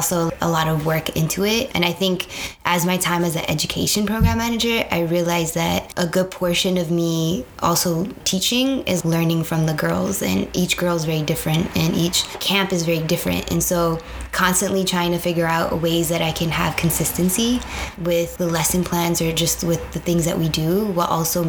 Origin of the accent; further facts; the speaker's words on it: San Jose, California, United States; moved away as an adult; now in Chicago, United States; born and raised in San Jose, California